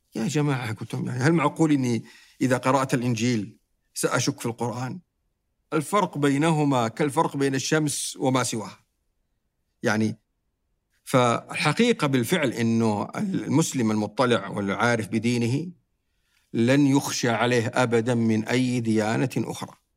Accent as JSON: {"language": "Arabic", "country": "Saudi Arabia", "said": "عندنا في السعودية"}